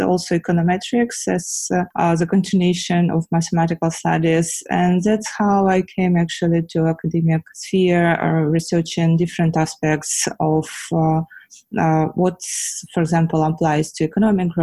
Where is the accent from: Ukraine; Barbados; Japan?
Ukraine; I was born in Ukraine at the Soviet Union time